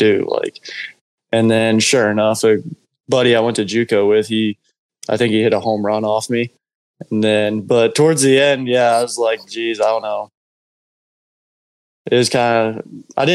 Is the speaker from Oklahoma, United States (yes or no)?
yes; Piedmont, Oklahoma, United States; I'm from Piedmont, so kind of knew a lot of people around the Edmond area